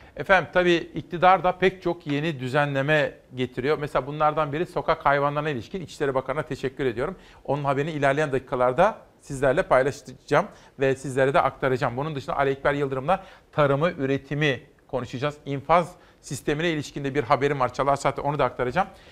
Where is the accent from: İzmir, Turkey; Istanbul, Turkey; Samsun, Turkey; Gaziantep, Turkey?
İzmir, Turkey; memleketimden bir manzara